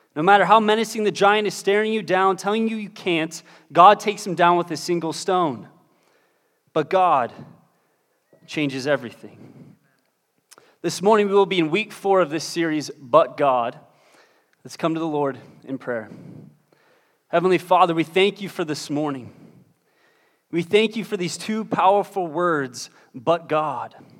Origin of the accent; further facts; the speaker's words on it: Pittsburgh, Pennsylvania, United States; moved away; I'm originally from Pittsburgh, Pennsylvania